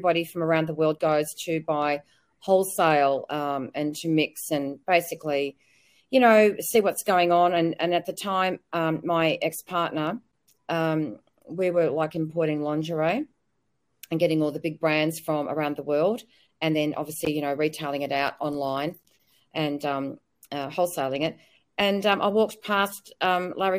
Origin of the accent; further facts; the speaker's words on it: Australia; I'm an Aussie battler